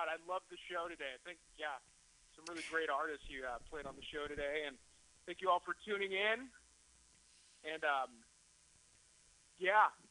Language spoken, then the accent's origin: English; California, United States; I'm a naive California kid.